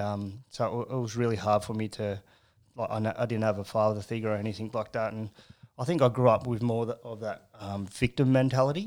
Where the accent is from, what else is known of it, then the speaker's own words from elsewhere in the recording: Carrington, New South Wales, Australia; I was born and bred in Carrington